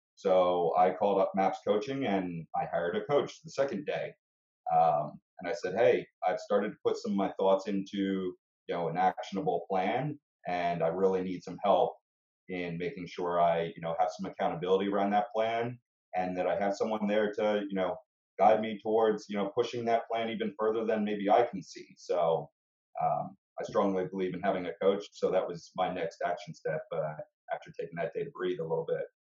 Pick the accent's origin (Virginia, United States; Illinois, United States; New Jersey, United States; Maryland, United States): New Jersey, United States; Bergen County; also born or lived in Montclair, New Jersey; now in Glen Ridge, United States; I, I grew up in Bergen County